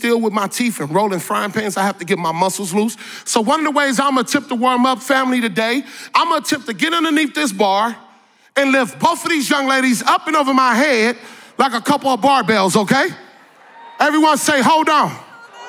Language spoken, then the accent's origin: English; Northern California, United States; I grew up in Northern California in a small city